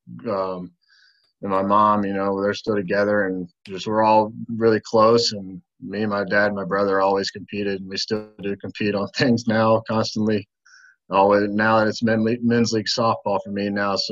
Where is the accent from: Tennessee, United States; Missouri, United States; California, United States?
Tennessee, United States; Bartlett; I'm born and raised here in Bartlett, Tennessee